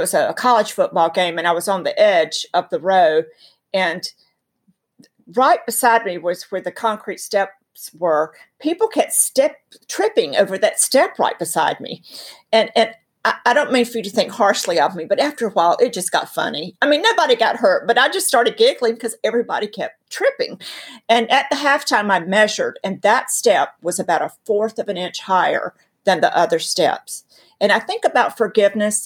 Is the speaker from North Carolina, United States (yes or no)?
yes; North Carolina, United States; I'm from North Carolina.